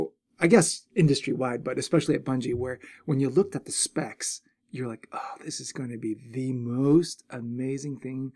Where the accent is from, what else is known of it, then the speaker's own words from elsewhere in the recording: Chicago suburbs, Illinois, United States; moved away as an adult; also born or lived in San Jose, California / Redmond, Washington; I've been in the Midwest for a couple years now, even though I was born and raised in the Chicago suburbs.